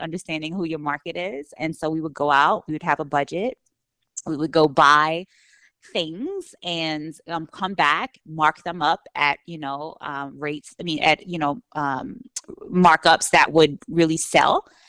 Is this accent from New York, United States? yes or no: yes; New York City, New York, United States; moved away as an adult; I grew up in New York, I grew up with the pace, the energy